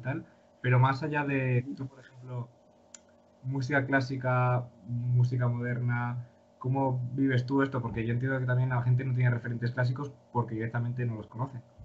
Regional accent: León, Castile and León, Spain; now in Madrid, Spain; yo soy de León

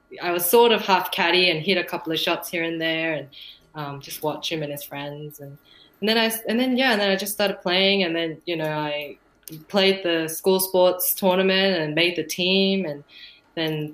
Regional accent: Victoria, Australia; my home state

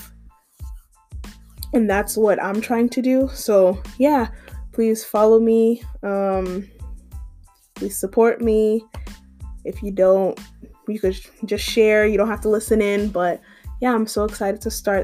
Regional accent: Massachusetts, United States; moved away as an adult; now in Georgia, United States; I am from Massachusetts, but I currently live in Georgia, and I've been living in Georgia for a year and a half now.

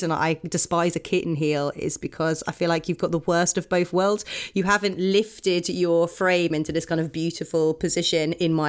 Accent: Oxford, South East England, United Kingdom; born or raised there

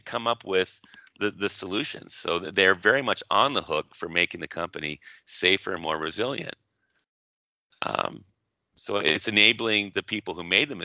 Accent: Portland, United States; my hometown of Portland

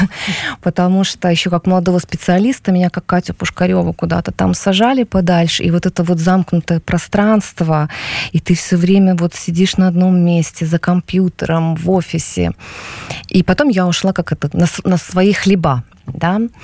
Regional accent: Belarus; moved away as an adult; now in Warsaw, Poland; мы белорусы сейчас, все-таки мы в очень большой концентрации здесь сейчас

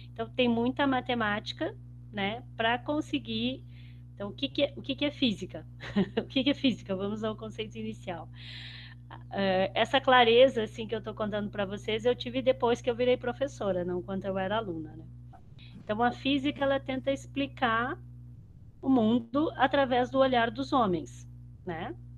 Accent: Ijuí, Rio Grande do Sul, Brazil; moved away as an adult; also born or lived in Porto Alegre; eu morava em Juí, tá? Eu sou de uma cidade do interior do Rio Grande do Sul

